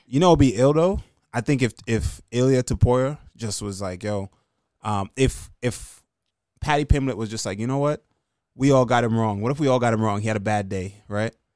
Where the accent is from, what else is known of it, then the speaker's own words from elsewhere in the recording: Jamaica; now in New York, United States; I'm from Jamaican kid that lives in New York